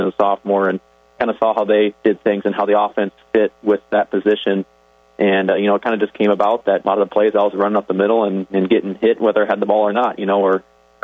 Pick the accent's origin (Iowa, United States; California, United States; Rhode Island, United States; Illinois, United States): Iowa, United States; Orange City; I grew up in Orange City, so I was right in the neighborhood